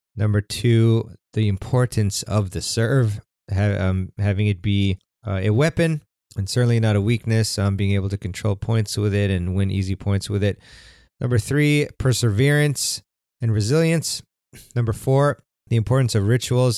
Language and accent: English; United States; I'm American